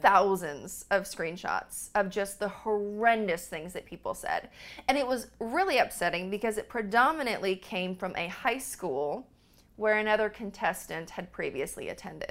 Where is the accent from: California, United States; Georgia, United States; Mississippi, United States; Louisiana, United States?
California, United States; moved away as an adult; also born or lived in Montana; I was from California